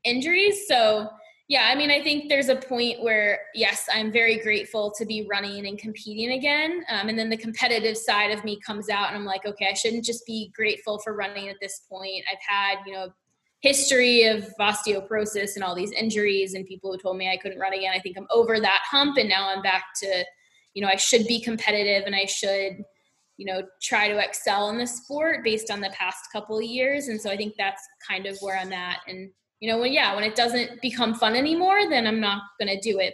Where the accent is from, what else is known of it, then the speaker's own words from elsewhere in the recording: Southeast, United States; And I'm from the Southeast.